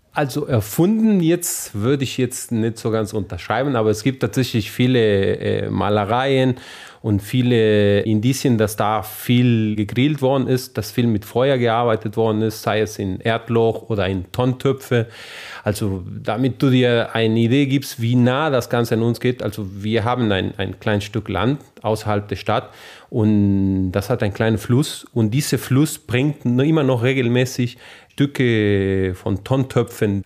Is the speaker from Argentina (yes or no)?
yes; northern Argentina, Argentina; German is a second language; moved away as an adult; also born or lived in Saarland, Germany; now in Trier, Germany; ich aus dem Norden Argentiniens komme